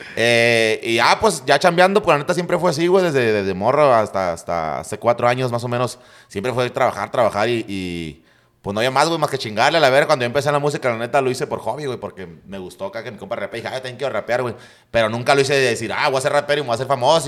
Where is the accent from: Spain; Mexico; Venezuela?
Mexico; San Luis; me cambié a la colonia Reforma, güey. Y ahí ya, ya crecí en la Reforma